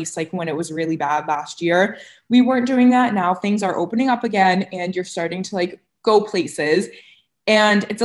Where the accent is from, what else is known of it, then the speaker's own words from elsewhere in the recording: Cape Cod, Massachusetts, United States; moved away; when I grew up on Cape